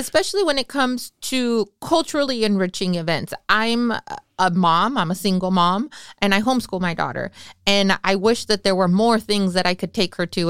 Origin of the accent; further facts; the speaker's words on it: Salinas, California, United States; I grew up on Ali Sal right behind Zacatecano's